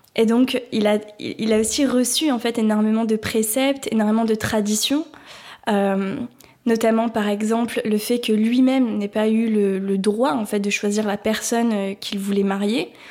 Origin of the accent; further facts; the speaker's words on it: France; en tant que Français, Française, euh, née dans les années 2000